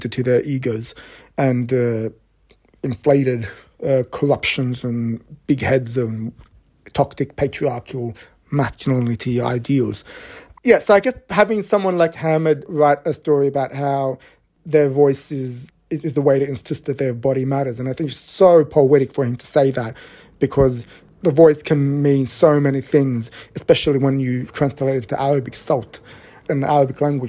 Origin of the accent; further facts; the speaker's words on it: Australia; I grew up in a city that has this image of being a very, very LGBTQ friendly city, it's got the biggest pride event in the Southern Hemisphere